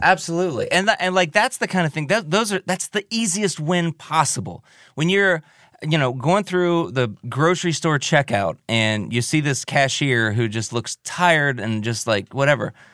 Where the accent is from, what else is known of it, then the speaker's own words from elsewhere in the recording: Milford, United States; I grew up in Milford. I grew up out on the east side of town